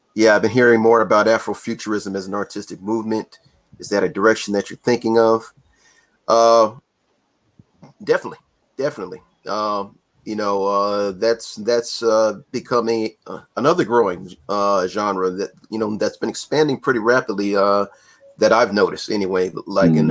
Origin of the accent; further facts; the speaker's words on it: California, United States; I grew up in California